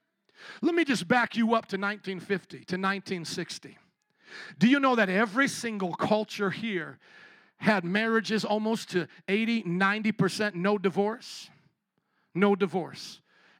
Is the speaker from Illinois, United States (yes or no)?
yes; Chicago, Illinois, United States; I'm from Chicago